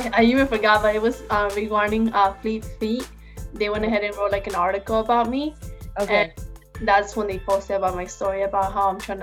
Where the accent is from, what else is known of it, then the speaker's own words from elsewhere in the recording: El Salvador; now in Los Angeles, United States; I was born in Salvador